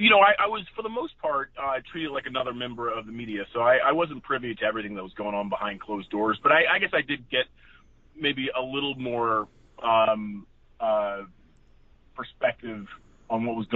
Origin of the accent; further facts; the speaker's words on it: Silver Spring, Maryland, United States; moved away; the Commanders were the first team I fell in love with and followed as a fan growing up in Silver Spring, Maryland